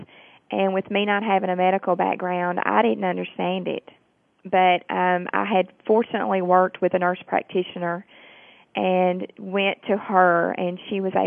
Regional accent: Tennessee, United States; accent: southern; I am from Tennessee

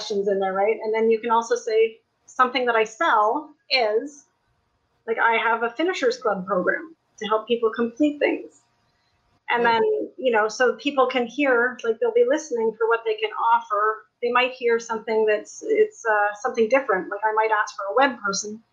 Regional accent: Niagara Falls, Ontario, Canada; I'm from Niagara Falls, Canada

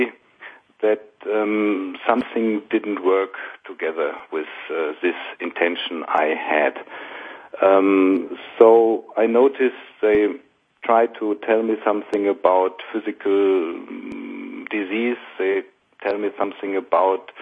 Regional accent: Essen, North Rhine-Westphalia, Germany; I went to university in my hometown in the Ruhr Valley in Essen

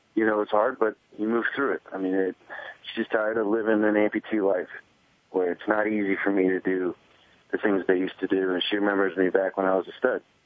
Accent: Fredericksburg, Virginia, United States; I grew up in Fredericksburg, Virginia, which is right by the Rapidan and Rappahannock River

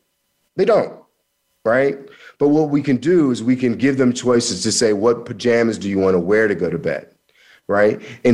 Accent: Missouri, United States; also born or lived in Kansas; I'm from Missouri and Kansas, and we have something called you got to show me. It's a show me state.

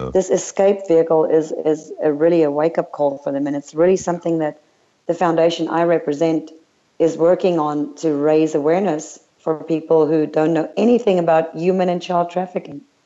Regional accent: United States; moved away as an adult; now in Europe; I'm an American citizen

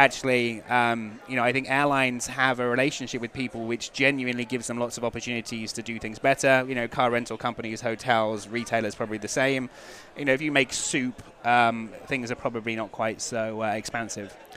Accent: England, United Kingdom; I'm English

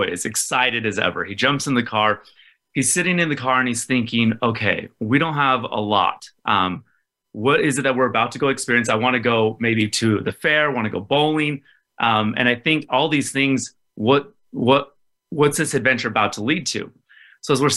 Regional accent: West Valley City, Utah, United States; I was born in Utah. I think it was like West Valley, Salt Lake area.

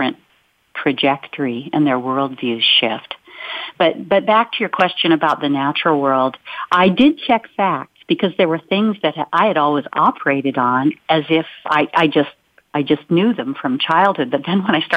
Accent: Olympic Peninsula, Washington, United States; I grew up on the Olympic Peninsula, where our town was sandwiched between the Olympic Mountains and the Strait of Juan de Fuca

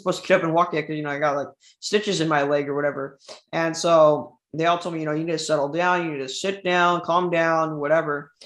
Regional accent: Southern California, United States; I was born in Southern California, 2001.

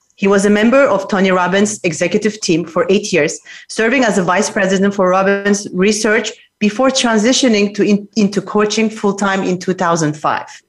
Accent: Geneva, Switzerland; now in New York, United States; I'm live from Geneva, Switzerland, my hometown.

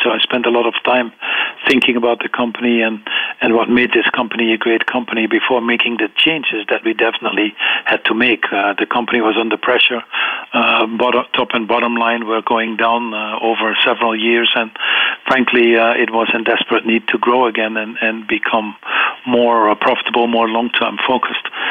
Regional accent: eastern Netherlands, Netherlands; I grew up in the Netherlands, on the uh, eastern part of the Netherlands

